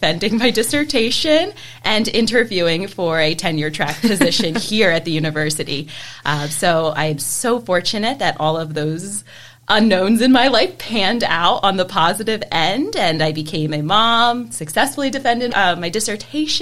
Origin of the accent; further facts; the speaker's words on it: West Chester, Pennsylvania, United States; So I am a Westchester native. I was born and raised in Westchester.